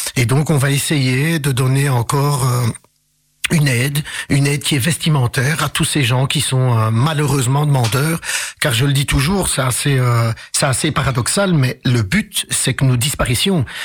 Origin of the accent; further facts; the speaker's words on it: Charleroi, Wallonia, Belgium; also born or lived in Casablanca, Morocco; j'ai grandi à Couillet